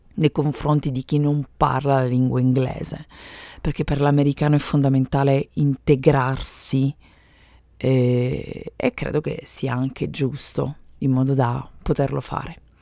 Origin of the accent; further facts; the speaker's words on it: Italy; first language Italian; moved away as an adult; now in United States; sono madrelingua italiana